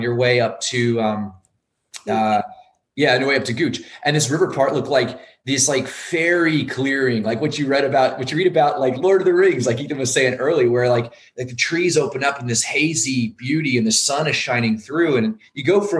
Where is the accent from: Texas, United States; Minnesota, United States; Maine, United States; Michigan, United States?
Maine, United States; also born or lived in Northeast United States; And I was born in Maine and I've lived in the Northeast.